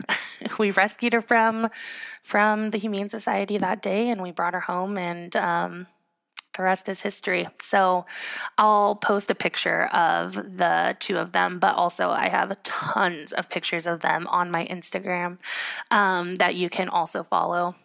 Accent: Southern California, United States; also born or lived in Utah / Portland, Oregon; I grew up in Southern California

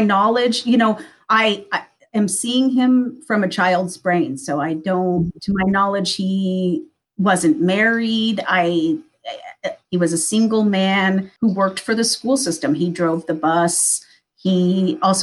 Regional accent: Midwest, United States; I grew up in a very small town in the Midwest

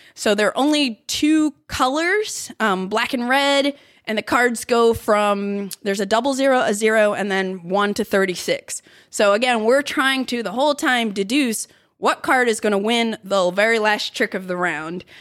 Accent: Philadelphia, Pennsylvania, United States; moved away; it's my hometown.

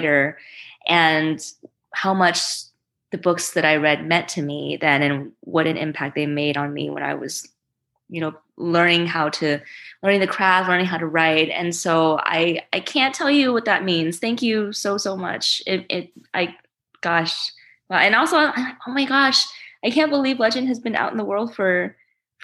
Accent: New Orleans, Louisiana, United States; English is a second language; also born or lived in China; I moved to the States when I was five from China and settled with my parents in Louisiana, in New Orleans. And I didn't know English yet

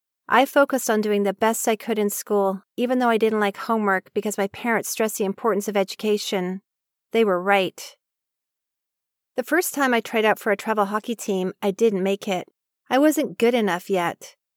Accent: Oak Park, Michigan, United States; Growing up in Oak Park, a small suburb of Detroit, Michigan, I knew from an early age that I loved one activity over any other.

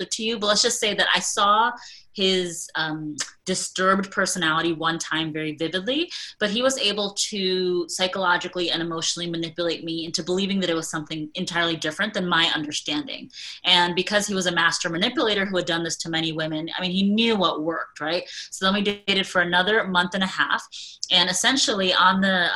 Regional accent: United States; I am a soon to be 41-year-old South Asian woman who was born and raised in America to immigrant parents who had an arranged marriage

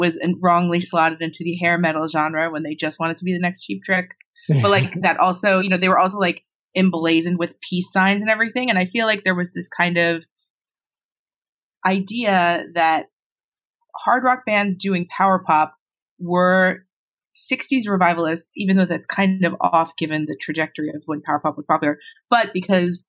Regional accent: Long Island, New York, United States; I grew up on Long Island

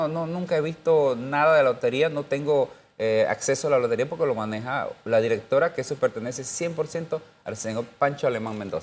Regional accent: Panama; yo soy panameño, yo quiero mi Panamá

